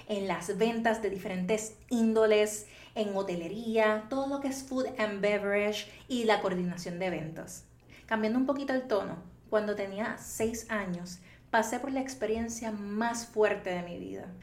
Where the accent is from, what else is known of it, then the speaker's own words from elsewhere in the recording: Toa Baja, Puerto Rico; Soy natural de Toa Baja, Puerto Rico